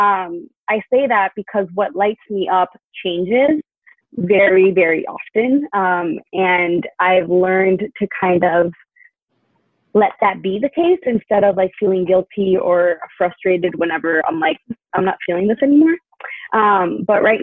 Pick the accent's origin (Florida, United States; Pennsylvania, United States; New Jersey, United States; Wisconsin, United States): Florida, United States; Miami; moved away as an adult; also born or lived in Tallahassee, Florida; now in California, United States; I am originally from Miami, Florida, born and raised